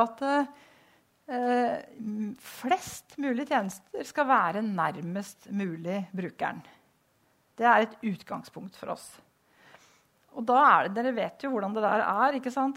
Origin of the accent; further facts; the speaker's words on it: Vang, Innlandet, Norway; moved away; jeg kommer fra Vang, som ble slått sammen med Hamar.